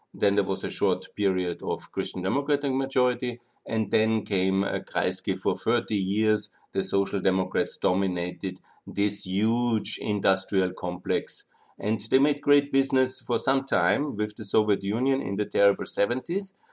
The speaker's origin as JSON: {"language": "English", "country": "Austria", "said": "I'm from Austria, I talk about we."}